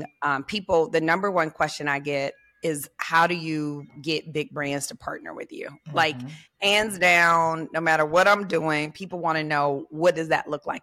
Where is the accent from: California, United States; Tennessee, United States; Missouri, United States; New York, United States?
Tennessee, United States; Memphis; I'm from Memphis.